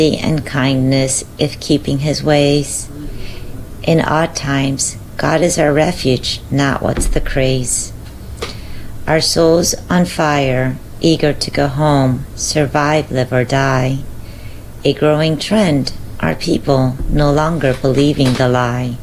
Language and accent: English; Southwest Florida, United States; Southwest Florida, my hometown.